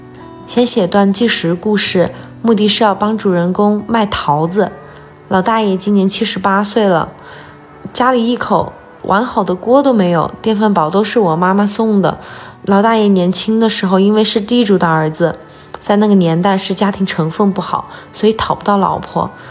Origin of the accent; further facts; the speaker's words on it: Guanghan, Sichuan, China; also born or lived in Liangshan / United Kingdom; 我是出生在广汉，但是老家在凉山，呃，一半在平原，一半在山里。